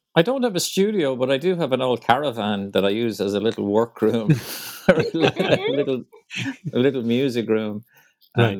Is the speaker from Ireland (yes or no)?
yes; Ireland; moved away as an adult; now in New York, United States; I did manage to sneak in one trip back home to Ireland last month